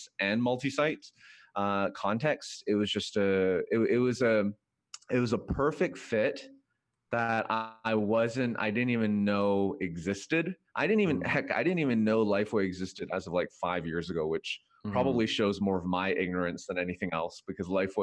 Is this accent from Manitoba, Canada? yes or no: no; Vancouver, British Columbia, Canada; moved away as an adult; also born or lived in Korea; now in United States; Korean-Canadian, born and raised in Vancouver.